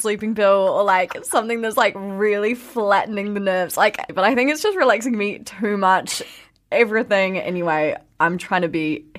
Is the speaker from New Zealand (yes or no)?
yes; New Zealand; where are you from? And you'd be like, New Zealand.